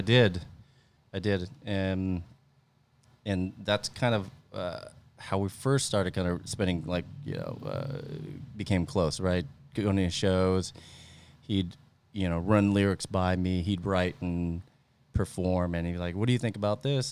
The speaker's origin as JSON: {"language": "English", "area": "Central Valley, near Stockton", "region": "Northern California", "country": "United States", "tie": "born or raised there", "moved": "as an adult", "lives_now": "San Jose, United States", "said": "I grew up in Central Valley, Northern California, close to, uh, kinda like the Stockton area"}